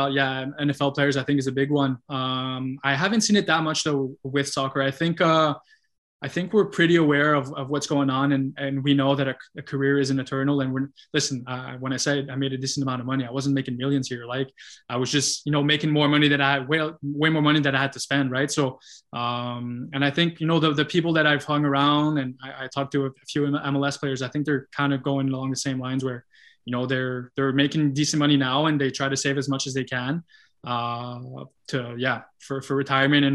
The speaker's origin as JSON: {"language": "English", "town": "Gatineau", "region": "Quebec", "country": "Canada", "tie": "born or raised there", "said": "my hometown in Gatineau"}